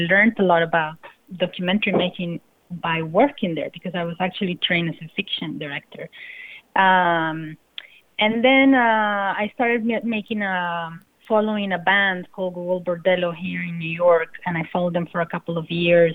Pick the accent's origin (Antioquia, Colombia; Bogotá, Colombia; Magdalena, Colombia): Bogotá, Colombia; moved away; I'm coming from Colombia, from Bogota, and in the 90s